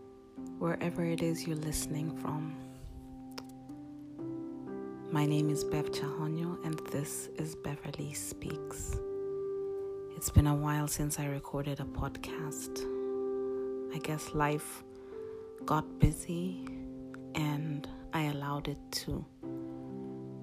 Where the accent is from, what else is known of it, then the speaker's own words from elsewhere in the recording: Nairobi, Kenya; moved away as an adult; now in Rome, Italy; I moved from Nairobi, Kenya, which is my home, my country of birth, to Rome, Italy, and I've been here since.